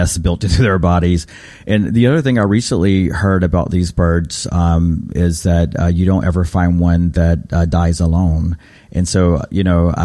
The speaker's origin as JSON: {"language": "English", "town": "Raleigh", "region": "North Carolina", "country": "United States", "tie": "born or raised there", "said": "growing up in North Carolina, my identity as a Native has always been quite complicated. We didn't have these types of practices in my home in Raleigh"}